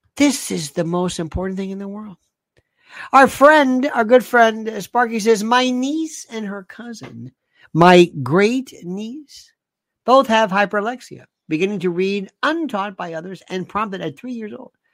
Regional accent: the South, Florida, United States; moved away; also born or lived in Northeast US; I loved when I was in growing up in the South, uh, and people think Florida

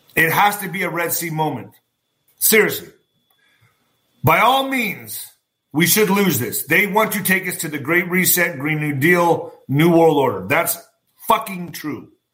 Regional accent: El Paso, Texas, United States; my hometown of El Paso

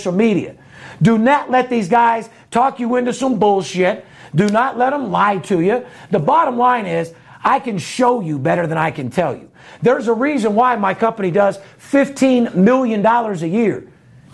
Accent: North Las Vegas, Nevada, United States; I'm born and raised in North Las Vegas

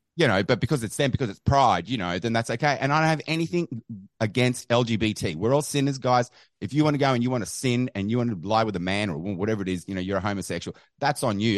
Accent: Australia; I'm from Australia.

